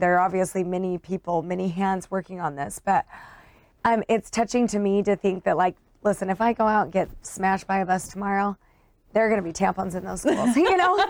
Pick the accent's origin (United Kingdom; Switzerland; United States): United States; Utah; I grew up in Utah in a suburb of Salt Lake. And it was a great place to grow up.